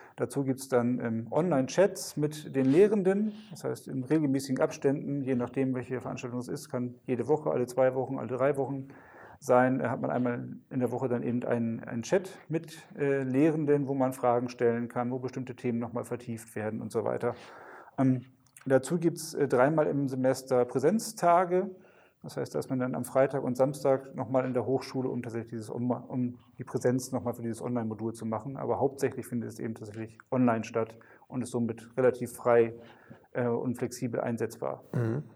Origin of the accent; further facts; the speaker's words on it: Westerstede, Lower Saxony, Germany; ich, äh, komme gebürtig, äh, hier auch aus dem Nordwesten, aus Westerstede